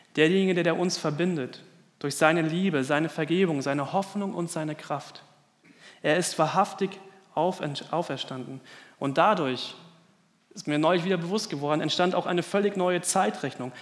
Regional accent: Germany; in unserem Land

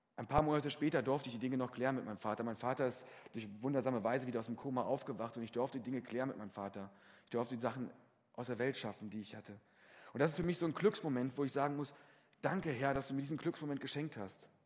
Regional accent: Fritzlar, Hesse, Germany; in Fritzlar, meinem Heimatort

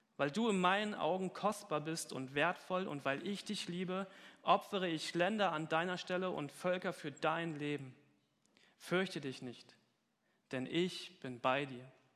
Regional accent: Germany; Gemeinde Gottes Dudensberg war meine Heimatgemeinde.

